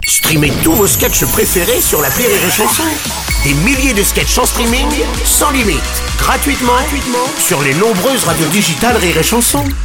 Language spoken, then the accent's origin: French; United States; now in France; en tant qu'Américain